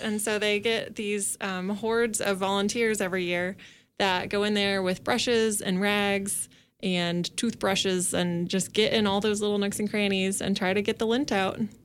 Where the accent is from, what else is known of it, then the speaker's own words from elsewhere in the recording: Kansas, United States; moved away; I'm from Kansas, and in my twenty-seven years, I have never experienced an earthquake.